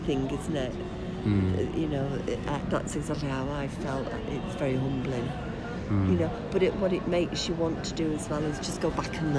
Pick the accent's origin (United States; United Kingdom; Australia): United Kingdom; England; No, but we're very English